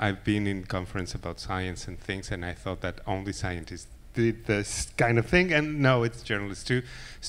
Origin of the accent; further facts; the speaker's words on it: Mexico; I'm from Mexico